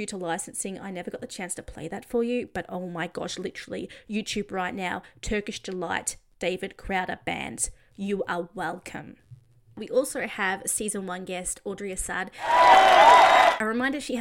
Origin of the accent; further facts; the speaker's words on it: Australia; I'm Australian